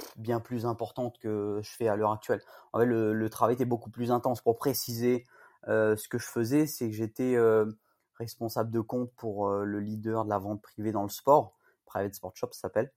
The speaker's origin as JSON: {"language": "French", "town": "Saint-Paul", "country": "Réunion", "tie": "born or raised there", "also_born_or_lived": "Rennes", "said": "Je suis originaire de Saint-Paul, euh, West Coast"}